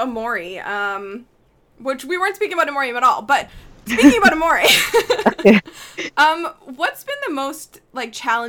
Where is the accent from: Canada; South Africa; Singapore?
Canada; Well, we're really Canadian, and so is Luisa